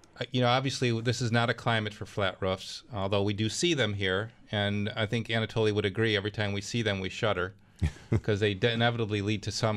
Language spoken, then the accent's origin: English; Clarence, New York, United States; my hometown, Clarence